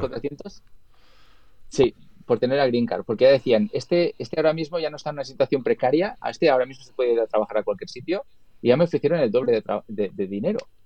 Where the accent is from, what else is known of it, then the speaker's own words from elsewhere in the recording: Spain; moved away as an adult; now in Los Angeles, United States; yo vivo en Los Ángeles